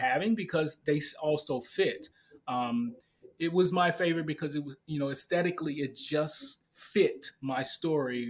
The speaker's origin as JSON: {"language": "English", "town": "St. Louis", "region": "Missouri", "country": "United States", "tie": "born or raised there", "said": "I'm from St. Louis, Missouri"}